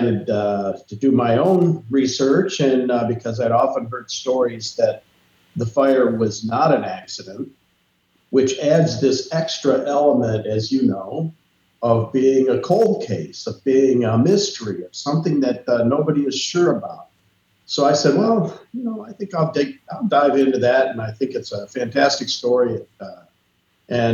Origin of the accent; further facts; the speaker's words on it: East Lansing, Michigan, United States; moved away as an adult; also born or lived in Ann Arbor, Michigan / Arizona; now in Cincinnati, United States; I was born in Michigan, in Ann Arbor, grew up in East Lansing, worked in Arizona for about 10 years, and then moved to Cincinnati